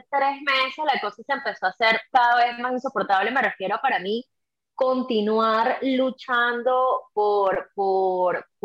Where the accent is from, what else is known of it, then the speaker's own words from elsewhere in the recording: Venezuela; moved away; Mi hijo. Yo tengo, yo tengo un hijo, tengo un hijo de, de 12 años y yo no salí de Venezuela, en mi caso no